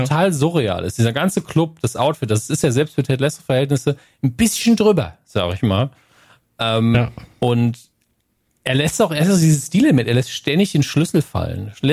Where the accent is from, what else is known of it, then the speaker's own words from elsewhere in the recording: Northern Germany, Germany; bei uns im Norden